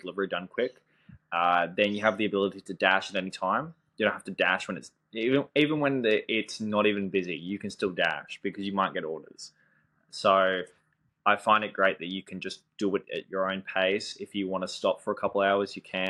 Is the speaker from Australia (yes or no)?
yes; Gold Coast, Queensland, Australia; I'm from Australia. I'm from the Gold Coast.